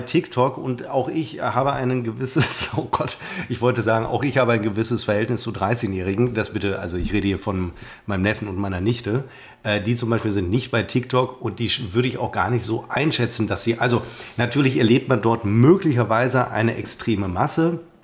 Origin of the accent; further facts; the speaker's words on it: Münster, North Rhine-Westphalia, Germany; ich als Münsteraner